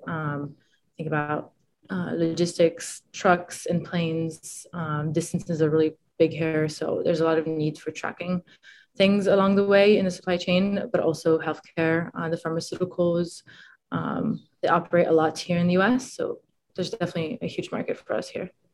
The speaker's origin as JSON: {"language": "English", "country": "France", "tie": "born or raised there", "also_born_or_lived": "Italy / Boston", "moved": "yes", "said": "I'm originally from Italy. Uh, then when I was a kid, I we moved to France, me and my family, and so I grew up in the French"}